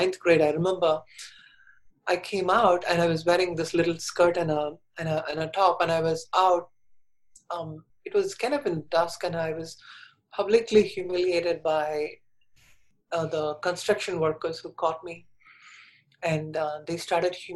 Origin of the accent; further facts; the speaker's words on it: India; moved away; So I was born in India, and when I was 4 years old, I knew I was different.